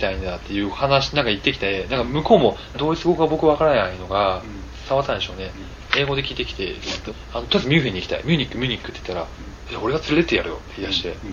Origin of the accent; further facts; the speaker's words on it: Nagoya, Aichi, Japan; accent: Nagoya dialect; 僕、名古屋弁で言いましたもんね